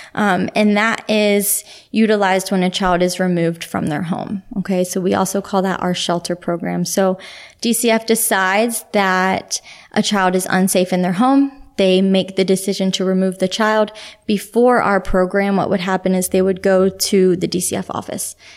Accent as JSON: {"language": "English", "town": "Richmond", "region": "Virginia", "country": "United States", "tie": "born or raised there", "also_born_or_lived": "Pennsylvania", "moved": "yes", "lives_now": "Ocala, Florida, United States", "said": "I was born in Richmond, Virginia."}